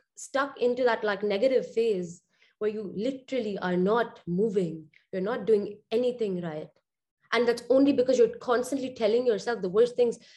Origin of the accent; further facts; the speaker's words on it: Dubai, United Arab Emirates; growing up in Dubai